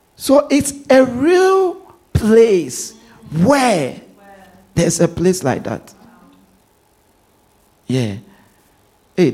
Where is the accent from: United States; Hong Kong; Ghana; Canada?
Ghana; now in London, United Kingdom; I grew up in Ghana